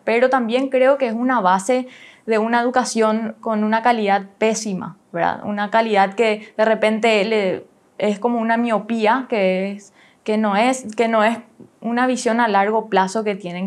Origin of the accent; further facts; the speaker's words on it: Paraguay; Nosotros, como paraguayos